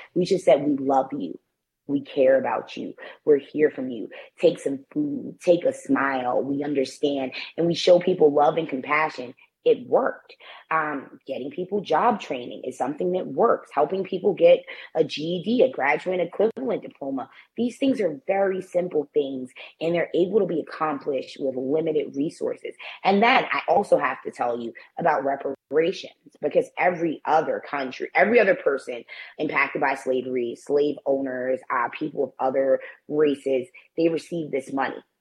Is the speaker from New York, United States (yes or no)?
yes; New York City, New York, United States; I was born in the Bronx. Um, I still choose to reside here. Uh, I, I, grew up in the nation's poorest congressional district